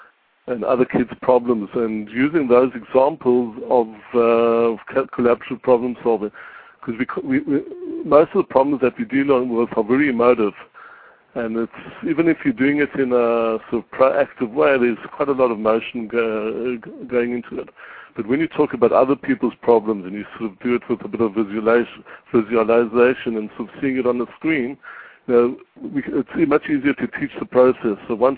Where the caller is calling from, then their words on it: Israel; I'm calling from Israel